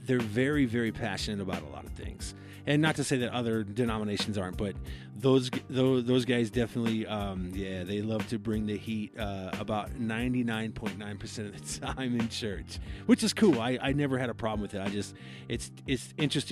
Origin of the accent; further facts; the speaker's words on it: Iowa, United States; I came up in Iowa, and my head pastor at my church, growing up